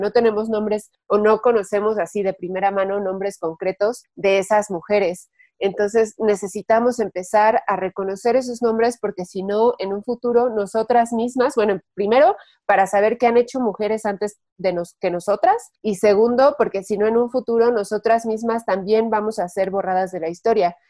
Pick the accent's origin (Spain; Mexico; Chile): Mexico; nosotras como mexicanas